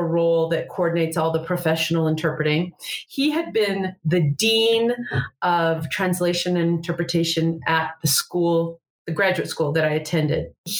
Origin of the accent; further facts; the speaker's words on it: Oregon, United States; moved away as an adult; also born or lived in Atlanta; now in Salt Lake City, United States; I'm from Oregon, so it was a lot closer to home.